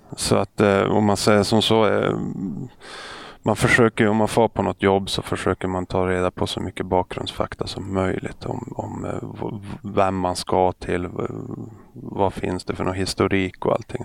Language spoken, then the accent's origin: Swedish; Övertorneå, Norrbotten County, Sweden; moved away; Jag är uppväxt i Norrbotten och eh, en ort som heter Övertorneå